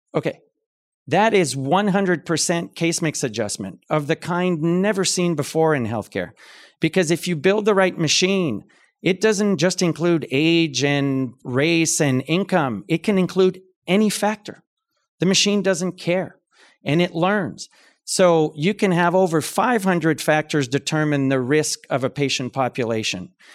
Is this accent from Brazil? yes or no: no; Canada; moved away as an adult; also born or lived in London, United Kingdom; I'm Canadian, so I grew up in a different kind of health system